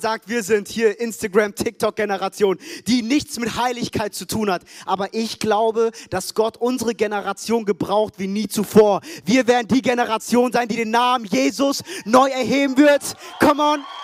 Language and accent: German; Frankfurt, Hesse, Germany; also born or lived in United States / Ethiopia (roots); now in Stuttgart, Germany; Ich bin in Frankfurt groß geworden